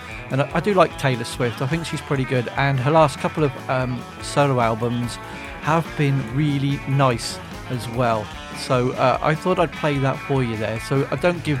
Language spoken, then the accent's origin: English; Frome, South West England, United Kingdom; my hometown here in Frome in the southwest of England